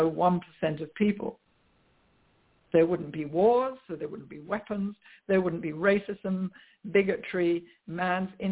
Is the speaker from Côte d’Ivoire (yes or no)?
no; England, United Kingdom; moved away as an adult; also born or lived in London; now in United States; I grew up in England where I must say that religion is not such doesn't play such a prominent part with the majority of people as it does in the USA, where I now live